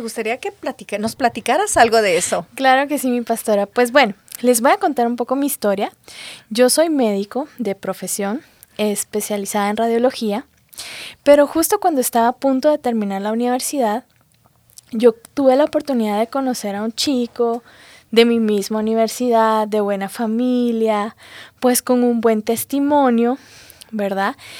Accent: Guatemala; soy de Guatemala

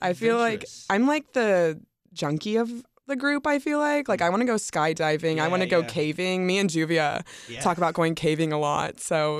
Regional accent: the South, United States; No, I'm from the South.

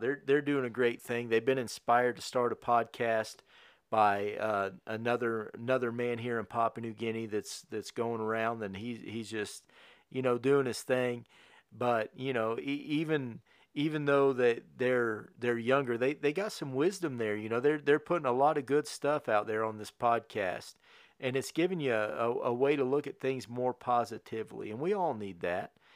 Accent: Connersville, Indiana, United States; moved away as an adult; also born or lived in New Castle, Indiana; we moved to Newcastle in two thousand thirteen, but we was raised in Connorsville

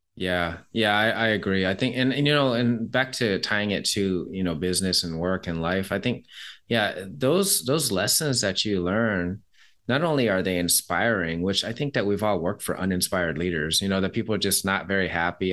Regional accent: Seattle, Washington, United States; I'm from Seattle

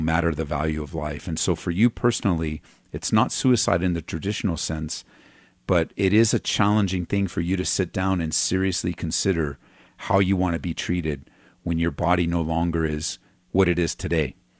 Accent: California, United States; I was from California, grew up there, um, went to Calvary Chapel Downey

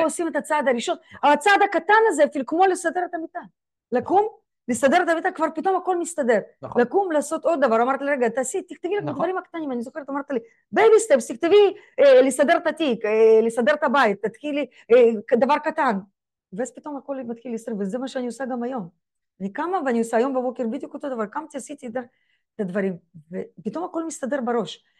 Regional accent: Israel; אני ישראלית, בישראל יהודייה

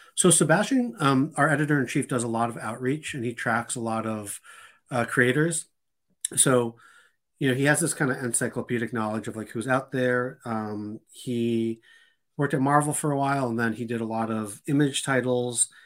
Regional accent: Boston, Massachusetts, United States; also born or lived in Randolph; I grew up in, in Boston

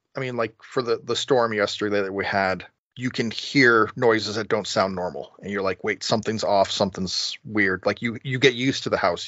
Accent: New England, United States; Growing up in New England

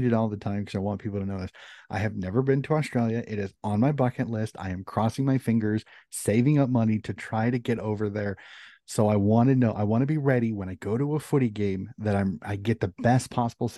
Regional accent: United States; being an American

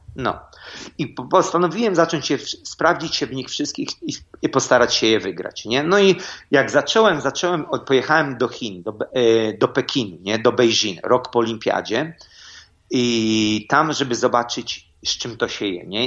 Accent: Elbląg, Warmian-Masurian Voivodeship, Poland; moved away; jedziemy do mojego miasta, skąd jestem

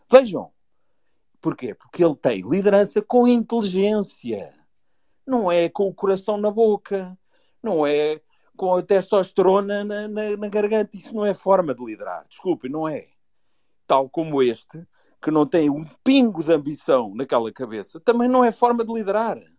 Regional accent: Lisbon, Portugal; Eu não sou do Norte, sou daqui de Lisboa.

